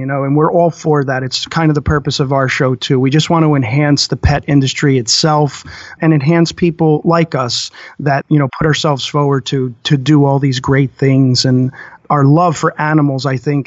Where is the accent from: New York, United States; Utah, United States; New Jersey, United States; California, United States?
New Jersey, United States; being from Jersey, coming from such a small state